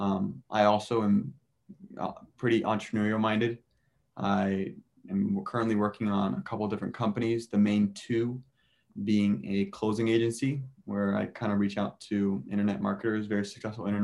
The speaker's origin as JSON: {"language": "English", "region": "Southern California", "country": "United States", "tie": "born or raised there", "also_born_or_lived": "Boston / Rome / Peru / San Francisco", "moved": "as an adult", "said": "I'm originally from Southern California, as all of us are. I went to Mater Dei."}